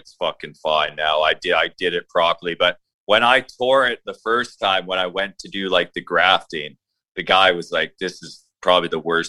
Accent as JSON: {"language": "English", "town": "Victoria", "region": "British Columbia", "country": "Canada", "said": "I'm from Victoria, British Columbia, Canada."}